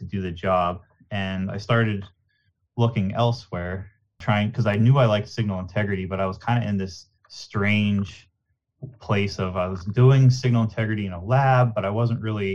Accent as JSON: {"language": "English", "town": "Nanticoke", "region": "Pennsylvania", "country": "United States", "tie": "born or raised there", "said": "Growing up in Nanticoke, it was a very small town"}